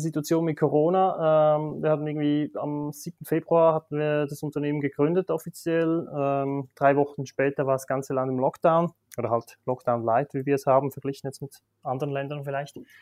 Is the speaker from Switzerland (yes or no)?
yes; Switzerland; accent: Swiss; also born or lived in Basel / Singapore; now in Zürich, Switzerland; Ich bin in Bergen aufgewachsen, klassisch in der Schweiz